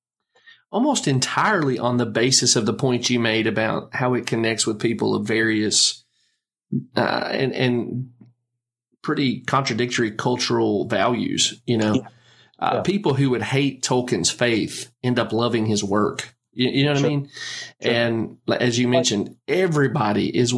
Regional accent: United States; our country, the United States of America

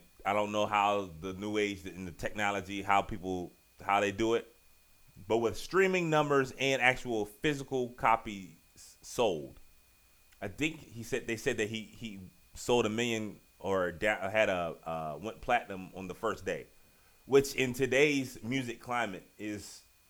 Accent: Richmond, Virginia, United States; Y'all know I'm from Virginia. I'm from Southside, Richmond, Virginia.

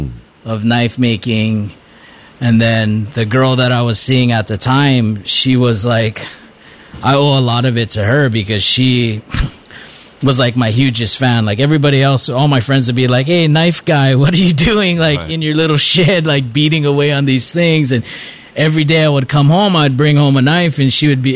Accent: Waimea, Hawaii, United States; also born or lived in Kohala, Hawaii; growing up in Kohala and in Waimea, if you didn't fight when somebody wanted to fight, you never make it through school

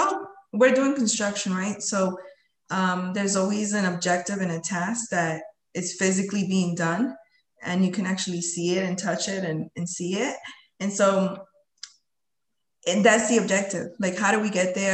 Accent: Lowell, Massachusetts, United States; also born or lived in Colombia; I came to this country when I was 7 years old. And we came to, you know, Lowell, Massachusetts. So I'm a fellow, you know, Lowellian

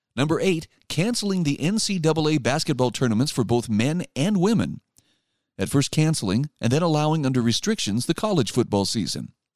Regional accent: Utah, United States; my home state of Utah

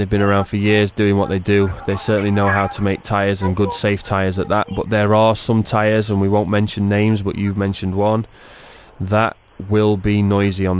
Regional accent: England, United Kingdom; As an Englishman

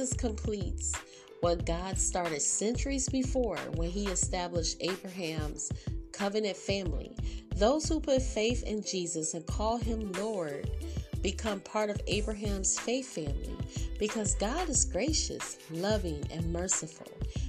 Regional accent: England, United Kingdom; I'm English. Like, I was born as a Gentile.

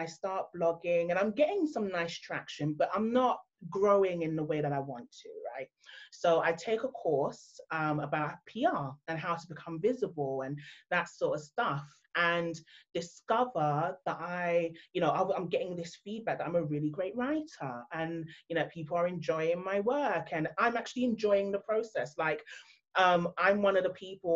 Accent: London, United Kingdom; I've been born and raised in London, my background, my heritage is actually Nigerian

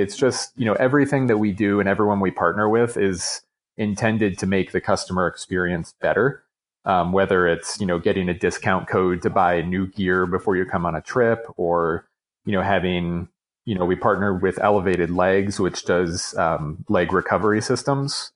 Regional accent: New York, United States; now in Colorado, United States; growing up in New York

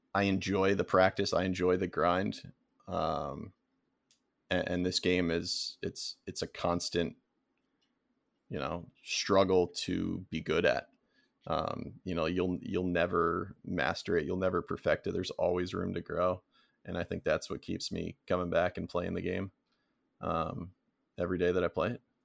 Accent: Florida, United States; I grew up in Florida

